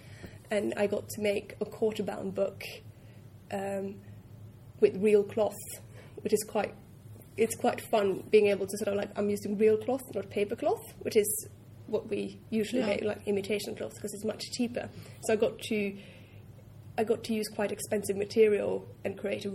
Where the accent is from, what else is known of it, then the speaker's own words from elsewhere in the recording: Norway; moved away; I'm from Norway, I'm used to being very direct